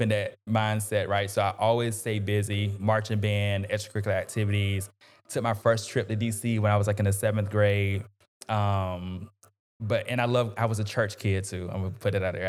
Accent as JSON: {"language": "English", "town": "North Augusta", "region": "South Carolina", "country": "United States", "tie": "born or raised there", "said": "grew up in North Augusta"}